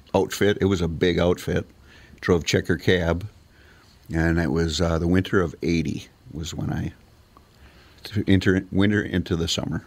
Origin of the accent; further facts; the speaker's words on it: Bloomington, Minnesota, United States; I grew up in Bloomington, mm-hmm. Minneapolis